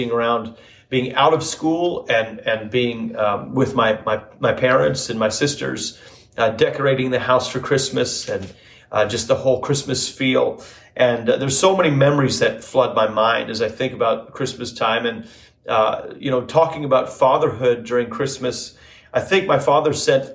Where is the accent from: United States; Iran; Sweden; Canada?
Canada; Northern Alberta; moved away; And home for me was Northern Alberta, Canada. I don't know if maybe you don't know, but I was born and raised in Canada.